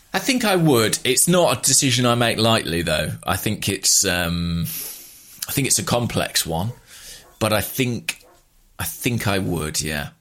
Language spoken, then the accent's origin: English; England, United Kingdom; as a Englishman